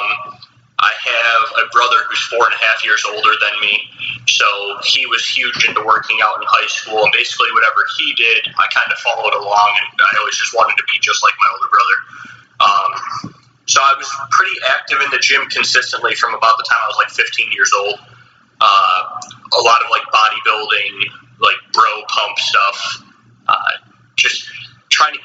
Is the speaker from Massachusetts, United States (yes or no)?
no; Chicago, Illinois, United States; now in Tampa, United States; I'm originally born and raised in Chicago, like outside of Chicago, Illinois, in the suburbs